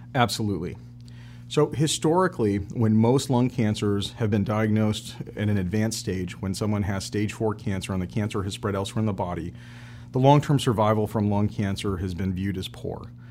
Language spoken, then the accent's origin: English; Kalamazoo, Michigan, United States; I'm originally from Kalamazoo, Michigan.